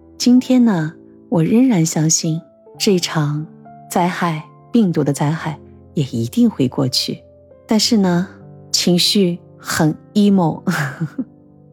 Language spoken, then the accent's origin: Chinese; Shanghai, China; 我们上海人到底在怕着什么？